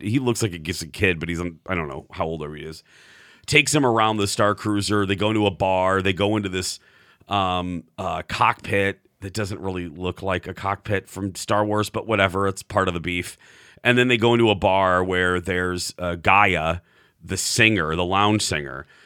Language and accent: English; Minnesota, United States